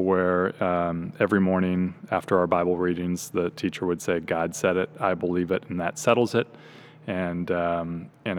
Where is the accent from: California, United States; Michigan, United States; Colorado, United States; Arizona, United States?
California, United States; Orange County, Southern; also born or lived in Kansas; I'm a Southern California native. I grew up in Orange County, which is about an hour south of LA in the suburbs.